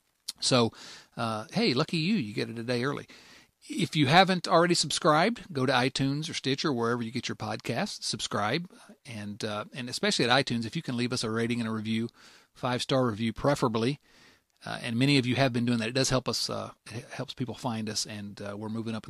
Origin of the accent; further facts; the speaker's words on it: Canada; I'm Canadian. I remember as a student in Canada, waking up, going to school on the 11th day in the 11th month at the 11th hour